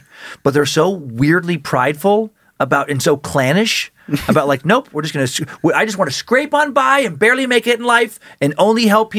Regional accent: Riggins, Idaho, United States; moved away; Riggins, my hometown

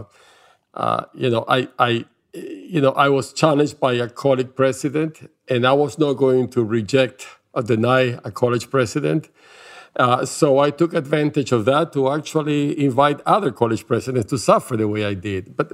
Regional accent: Venezuela; English is a second language; now in United States; I was born in Venezuela, in South America, but my parents were refugees from Eastern Europe

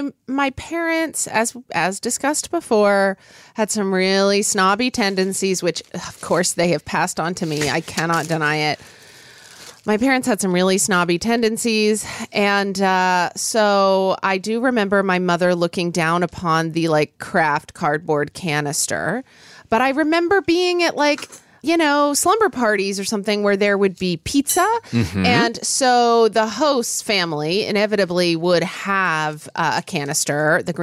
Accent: Oklahoma, United States; And I grew up in Oklahoma where it was not... Like, you know, we didn't have fancy grocery stores.

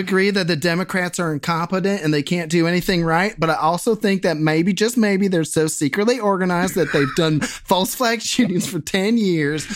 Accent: Bexley, Ohio, United States; my hometown of Bexley.

